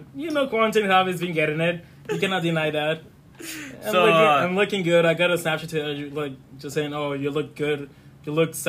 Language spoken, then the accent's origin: English; Colombia; English is a second language; now in United States; I came from Colombia